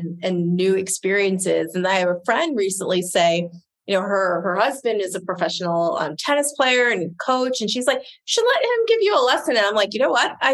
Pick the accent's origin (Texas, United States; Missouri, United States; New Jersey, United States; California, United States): New Jersey, United States; Southern; also born or lived in Maryland; Southern New Jersey